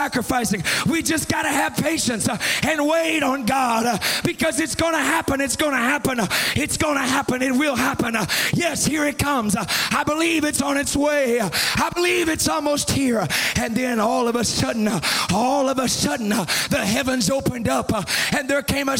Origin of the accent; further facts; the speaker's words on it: Austin, Texas, United States; I'm from Austin, Texas. Our motto is keep Austin weird